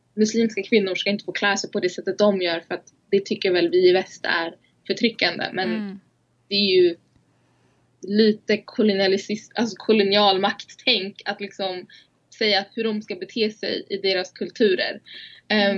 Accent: Uppsala, Uppsala County, Sweden; för jag är ju så här född och uppvuxen i Uppsala

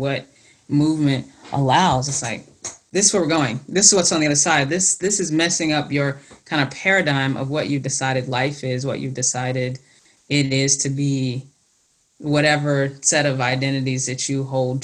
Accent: the South, United States; growing up in the South

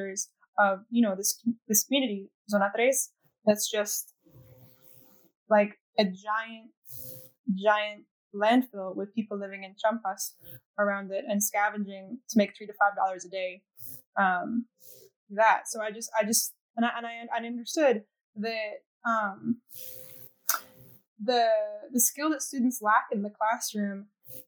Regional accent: Maine, United States; my home state of Maine

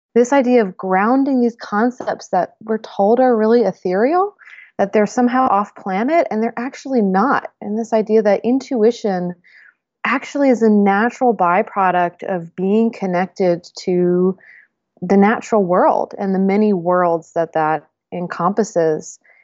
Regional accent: Northeast, United States; I grew up in the Northeast in a academic family

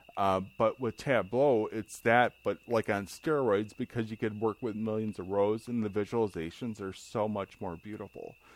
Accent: near Chicago, Illinois, United States; I was growing up near Chicago

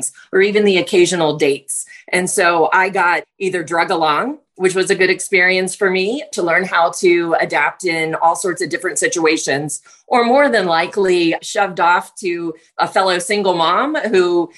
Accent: Virginia, United States; I'm from the East Coast, grew up in Virginia, and was raised by a single mom

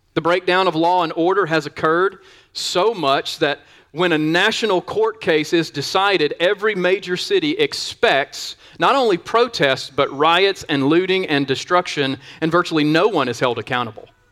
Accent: the South, United States; I grew up in the South.

